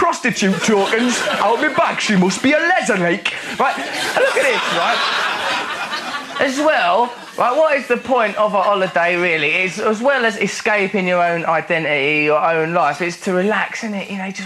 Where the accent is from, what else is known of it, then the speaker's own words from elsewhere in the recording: England, United Kingdom; it makes you very proud to be English